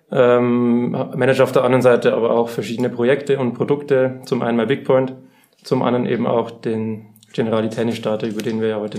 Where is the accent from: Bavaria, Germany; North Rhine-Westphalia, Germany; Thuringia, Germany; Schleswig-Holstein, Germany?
Bavaria, Germany; now in Munich, Germany; Ich bin eigentlich ursprünglich aus der Oberpfalz ähm, bin jetzt seit zweieinhalb Jahren aber auch im schönen München gelandet